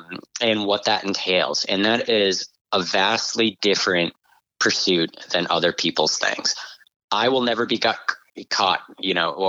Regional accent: New England, United States; I'm from New England, I hunt grouse and woodcock.

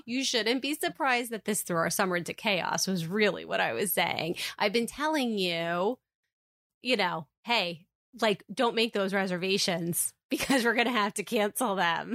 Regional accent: Jersey Shore, New Jersey, United States; we're from the Jersey Shore. Like, we literally live a couple miles away from the beach and we have all of our lives

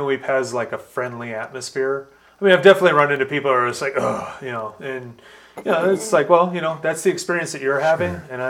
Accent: Los Angeles, California, United States; moved away as an adult; especially when I lived in LA, I grew up in Los Angeles, and I moved here in my late 20s.

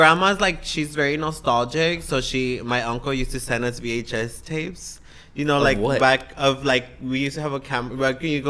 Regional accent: San Jose, California, United States; also born or lived in Atoyac de Alvarez, Guerrero, Mexico; I was raised in Eastside San Jose on Story and Capitol, in back of the Pep Boys by the McDonald's.

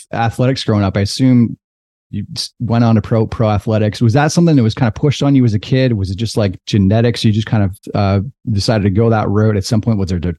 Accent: Toronto, Ontario, Canada

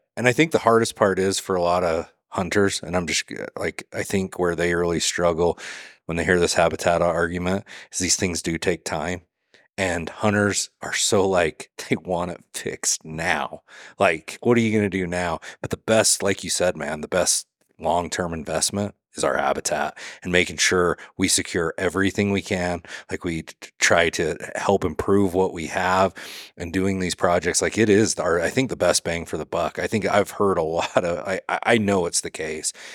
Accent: Utah, United States; now in Southeast Idaho, United States; I grew up in Utah, I live in Idaho now

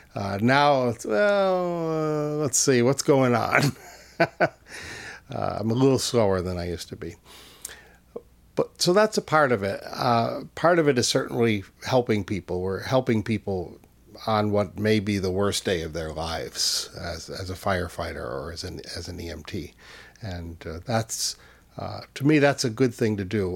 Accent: Easthampton, Massachusetts, United States; And in my hometown in, in Western Mass, I grew up in East Hampton.

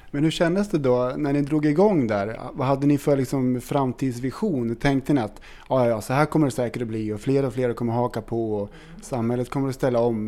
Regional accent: Kolbäck, Västmanland, Sweden; accent: Kolbäcksmålet; Och vi är från Kolbäck. Det ligger väldigt nära Hallstahammar.

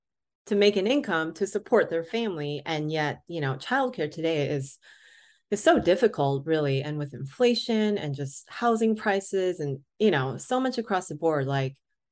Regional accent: West Coast, United States; I'm originally from the West Coast.

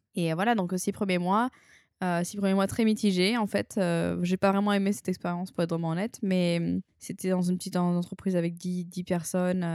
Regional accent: Arles, Provence-Alpes-Côte d'Azur, France; moved away as an adult; also born or lived in Tokyo, Japan / New Caledonia / New York, United States; je suis une fille de province, hein, je suis née à Arles, euh, j'ai vécu toute ma vie dans le sud

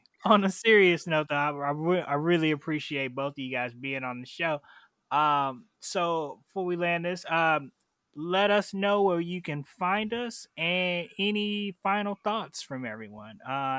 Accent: Chicago, Illinois, United States; now in California, United States; I'm from Chicago.

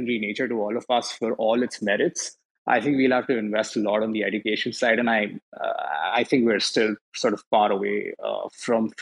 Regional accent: India; I come from India

